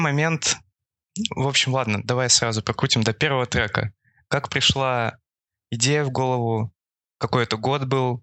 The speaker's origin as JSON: {"language": "Russian", "region": "Far East", "country": "Russia", "said": "я с Дальнего Востока"}